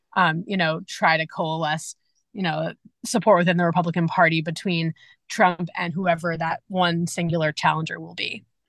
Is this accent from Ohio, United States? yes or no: no; New Hampshire, United States; I'm from New Hampshire um, originally